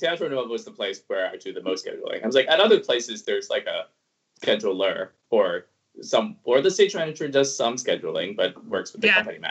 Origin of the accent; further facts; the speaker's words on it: Hong Kong; born there; Yeah, because I was born in Hong Kong.